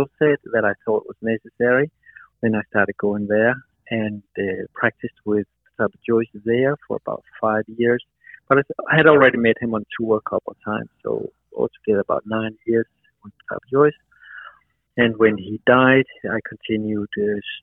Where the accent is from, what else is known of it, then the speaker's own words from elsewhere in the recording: Denmark; moved away as an adult; also born or lived in Amsterdam, Netherlands / New York, United States; I'm originally from Denmark, but I moved to Holland because there was nowhere to do that kind of training in Denmark